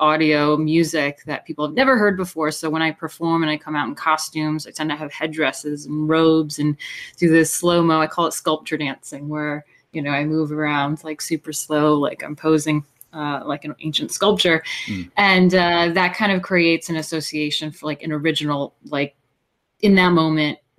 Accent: Hudson Valley, New York, United States; moved away as an adult; I was born in New York City, and I grew up in the Hudson Valley, New York, which is quite lovely

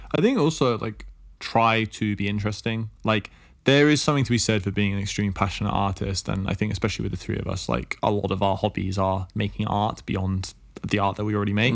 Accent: England, United Kingdom; I'm from England

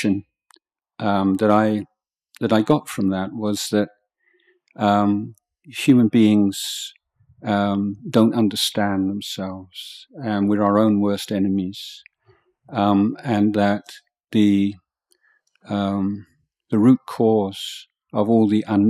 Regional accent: England, United Kingdom; moved away as an adult; now in Thailand; I was brought up in England and in a kind of secular society

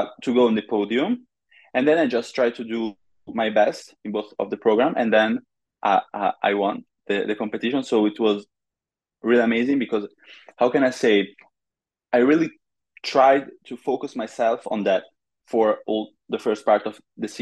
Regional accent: Monza, Lombardy, Italy; I'm from Monza near Milan

